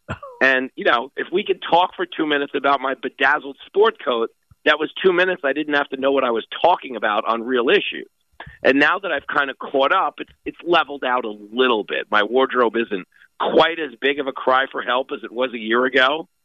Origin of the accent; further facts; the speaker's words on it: Levittown, New York, United States; I'm a Long Island, Strong Island guy. I grew up in Levittown.